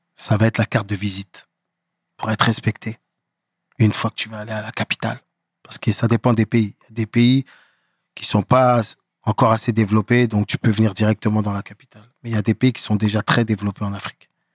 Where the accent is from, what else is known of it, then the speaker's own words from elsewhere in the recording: Aubervilliers, Île-de-France, France; J'ai grandi en France, à Aubervilliers